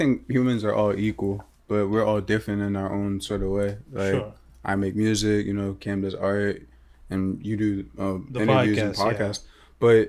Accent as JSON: {"language": "English", "town": "Philadelphia", "region": "Pennsylvania", "country": "United States", "tie": "born or raised there", "said": "I'm from Philly. I was born in Philly."}